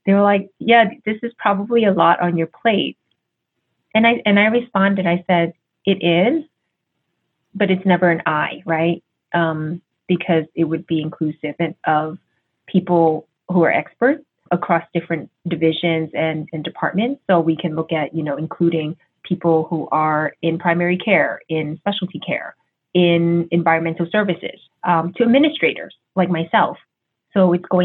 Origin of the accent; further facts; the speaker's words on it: New York City, New York, United States; I'm Chinese American, just so you know, and I was born in New York City. So I grew up in a very diverse neighborhood